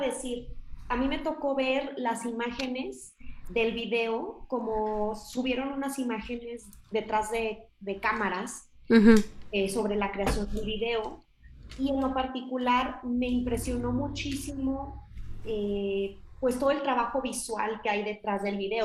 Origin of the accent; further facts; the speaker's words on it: Monterrey, Nuevo León, Mexico; yo también soy del norte, no de tan el norte, pero de Monterrey